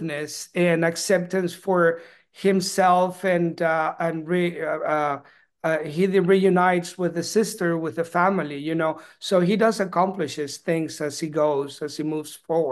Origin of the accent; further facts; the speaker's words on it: Peru; now in Austin, United States; I was actually born and raised in Peru